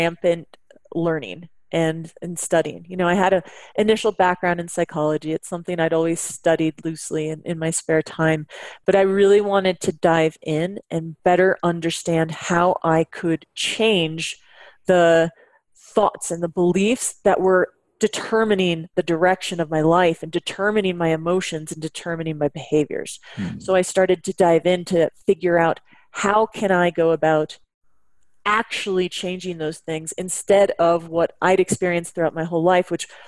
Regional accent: Bay Area, California, United States; also born or lived in Washington; I was born and raised in the Bay Area

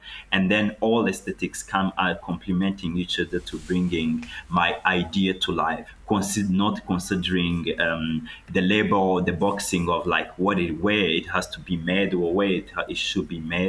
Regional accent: Rwanda; also born or lived in Florence, Italy; my home country, Rwanda

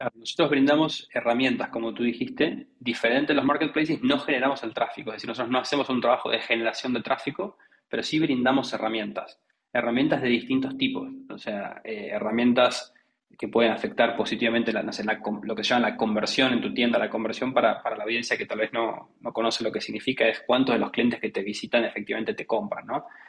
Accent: Argentina; accent: Argentine; soy Argentina por mi, por mi acento

